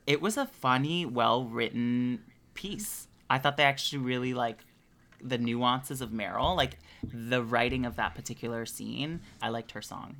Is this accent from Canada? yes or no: yes; Canada